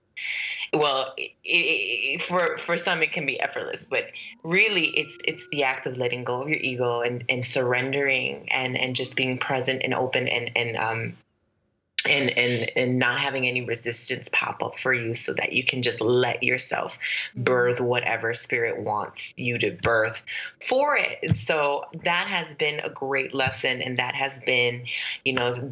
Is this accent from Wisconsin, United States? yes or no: no; Brooklyn, New York, United States; moved away as an adult; also born or lived in Fortuna, California / Egypt; now in New Orleans, United States; I grew up, I was raised in Brooklyn, New York, because we moved there.